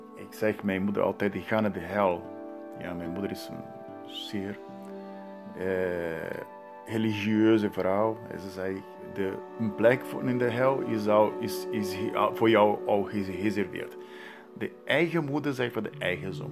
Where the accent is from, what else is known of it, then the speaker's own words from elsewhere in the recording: Santos, São Paulo, Brazil; Dutch is a second language; moved away; in mijn geboortestad Santos